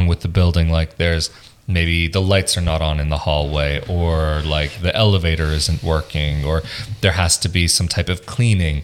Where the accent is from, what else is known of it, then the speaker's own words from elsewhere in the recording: United States; now in Italy; growing up in the States, I mean, sometimes we lived in apartment complexes